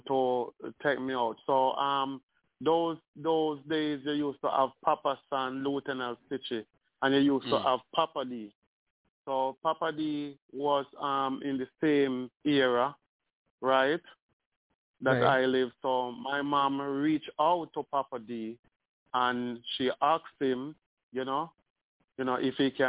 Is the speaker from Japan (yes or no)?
no; Spanish Town, Saint Catherine, Jamaica; I'm from Spanish Town